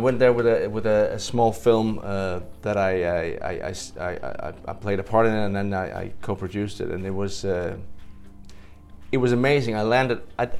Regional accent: Denmark; I come from Denmark.

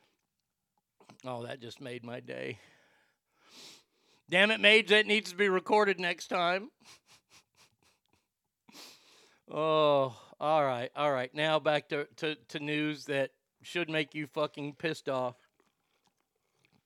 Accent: United States; I'm an American.

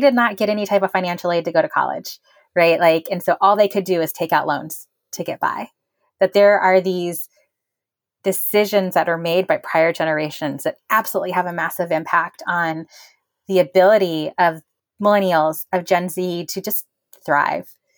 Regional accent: Bakersfield, California, United States; moved away; also born or lived in South Texas; I grew up in Bakersfield, California.

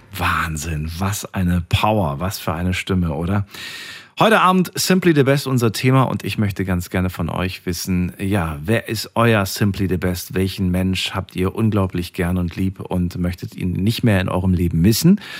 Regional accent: Germany; hier bei uns in Deutschland

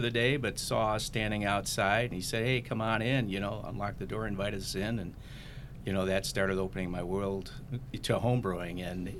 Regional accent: Franklin Park, Illinois, United States; now in Plainfield, United States; I grew up in Franklin Park area, but visited St. Charles numerous times throughout my my younger years. Mm-hmm. My wife and I are presently, we presently reside in Plainfield.

